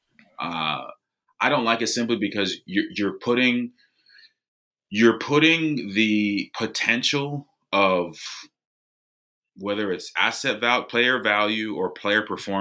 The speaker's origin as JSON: {"language": "English", "country": "United States", "said": "as an American"}